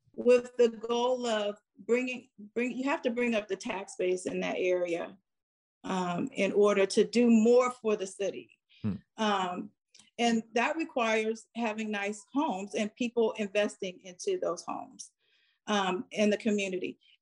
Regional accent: Farrell, Pennsylvania, United States; moved away; when I grew up in Farrell, everyone was working.

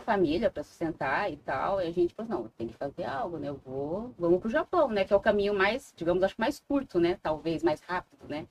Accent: interior of São Paulo, Brazil; also born or lived in Japan / Maringá, Paraná; now in Foz do Iguaçu, Brazil; eu sou do interior de São Paulo

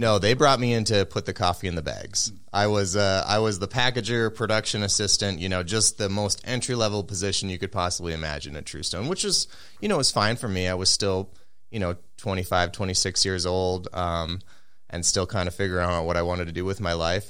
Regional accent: Minneapolis, Minnesota, United States; I grew up around here in the Twin Cities

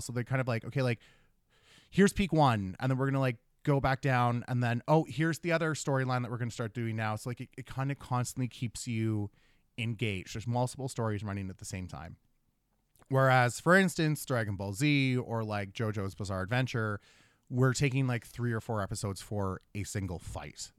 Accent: Thunder Bay, Ontario, Canada; I'm from Thunder Bay.

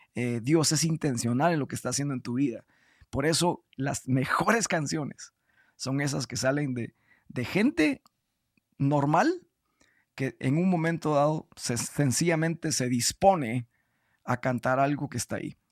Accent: Guatemala; yo soy guatemalteco

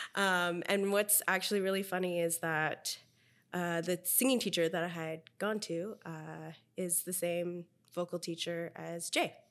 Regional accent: Philippines; now in Vancouver, Canada; being a Filipino

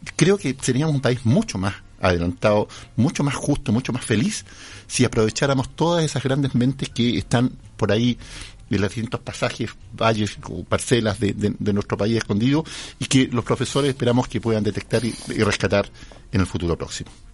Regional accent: Chile; yo viví, me crié en las Aguas Negras, en la Villa de los Cisnes

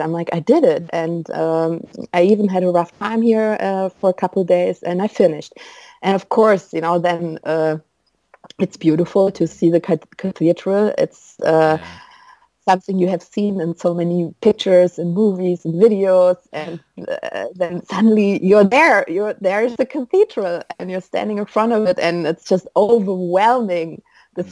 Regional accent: Düsseldorf, North Rhine-Westphalia, Germany; Where are you from? I'm like, Dusseldorf

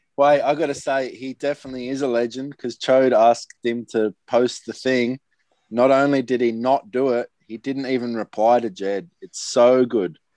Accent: Sydney, New South Wales, Australia; I grew up in Maroubra

